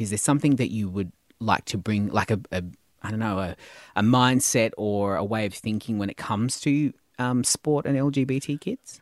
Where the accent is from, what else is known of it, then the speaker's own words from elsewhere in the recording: Tasmania, Australia; I was born in Tasmania